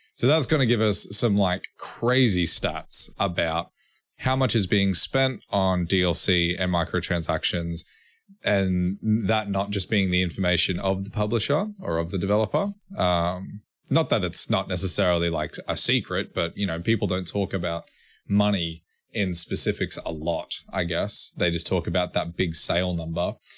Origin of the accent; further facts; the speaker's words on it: Australia; we're Australian